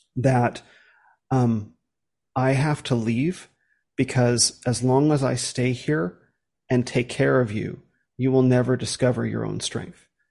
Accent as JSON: {"language": "English", "country": "United States", "said": "coming from America"}